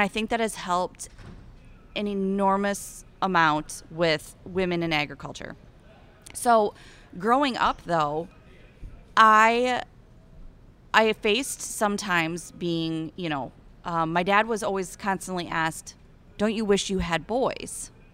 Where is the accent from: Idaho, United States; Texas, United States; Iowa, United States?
Iowa, United States; Eastern; accent: Iowan; I'm from Eastern Iowa, right along the Mississippi River, and I grew up, get ready for it, raising shorthorn cattle